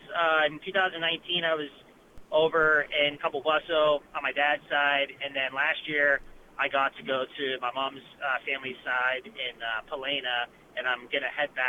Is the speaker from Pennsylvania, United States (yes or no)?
yes; Pitcairn, Pennsylvania, United States; now in Columbus, United States; grew up in Pittsburgh, a small town called Pitcairn, Pennsylvania.